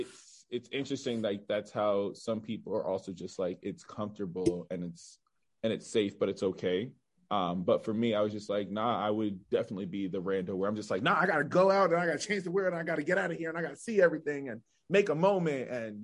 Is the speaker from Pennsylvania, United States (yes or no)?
yes; Pittsburgh, Pennsylvania, United States; I'm still in Pittsburgh